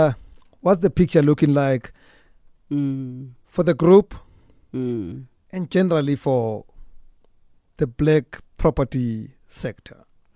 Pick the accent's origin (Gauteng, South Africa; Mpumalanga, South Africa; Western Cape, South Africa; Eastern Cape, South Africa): Gauteng, South Africa; Soweto; I grew up in Soweto in a mostly Tswana-speaking area. But there was this Tosa-speaking family in the neighborhood.